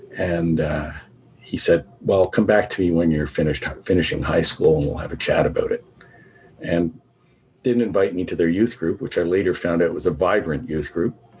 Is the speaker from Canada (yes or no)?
yes; Canada; also born or lived in Vancouver; My parents uh, came to Canada from Barbados. And um, so I, I was the first member of my family that was born in Canada.